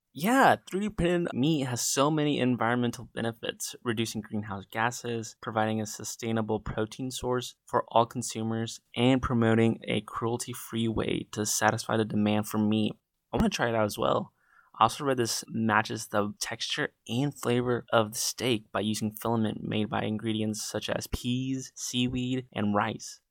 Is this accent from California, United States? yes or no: no; Black Mountain, North Carolina, United States; I'm from Black Mountain, North Carolina